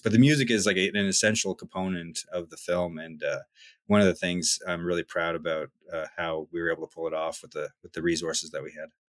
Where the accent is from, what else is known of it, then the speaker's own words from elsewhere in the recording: West Covehead, Prince Edward Island, Canada; where I grew up in West Cove Head